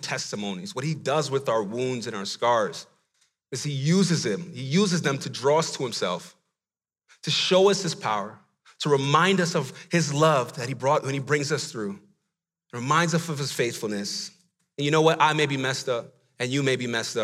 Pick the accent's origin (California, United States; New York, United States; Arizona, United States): New York, United States; New York City; I grew up in the Bronx, New York